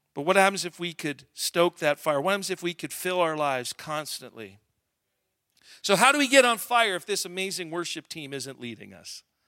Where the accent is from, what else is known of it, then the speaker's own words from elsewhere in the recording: Alberta, Canada; I'm from Alberta